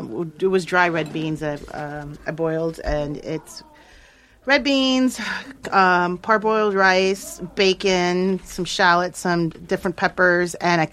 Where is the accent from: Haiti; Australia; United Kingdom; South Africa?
Haiti; I'm like a Jamaican, but I'm Haitian.